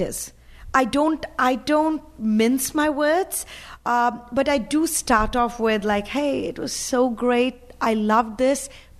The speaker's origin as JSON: {"language": "English", "country": "India", "second_language": "English", "moved": "yes", "lives_now": "United States", "said": "because when I came from India, you know, interesting is actually had a really good connotation right over there."}